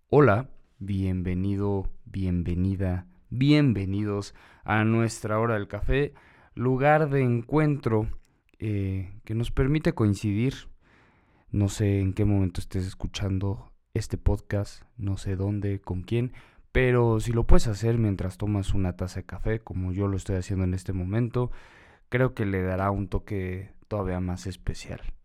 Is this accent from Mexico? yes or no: yes; Mexico; esa es nuestra responsabilidad como ciudadanos, como mexicanos